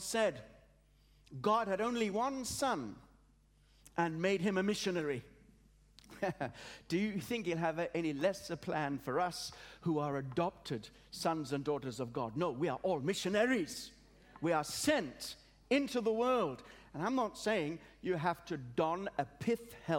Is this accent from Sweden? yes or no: no; Australia; also born or lived in Africa; now in England; I was born in Africa, brought up in Australia, have a passion for England